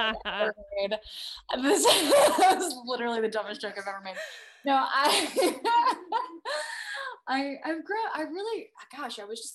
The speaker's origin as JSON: {"language": "English", "town": "San Diego", "region": "California", "country": "United States", "tie": "born or raised there", "moved": "yes", "said": "growing up in San Diego was, you know, it was pretty diverse"}